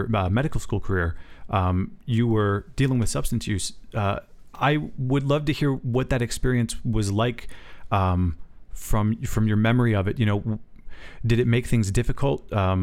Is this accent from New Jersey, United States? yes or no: yes; Salem County, New Jersey, United States; I'm South Salem County